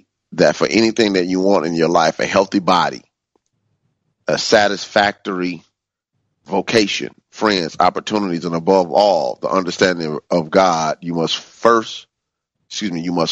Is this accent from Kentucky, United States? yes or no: no; Chicago, Illinois, United States; when I was growing up in the African-American community in Chicago